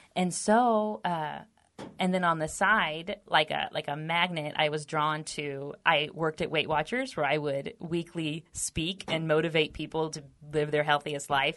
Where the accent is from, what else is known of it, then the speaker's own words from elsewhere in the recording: Texas, United States; We're both native Texans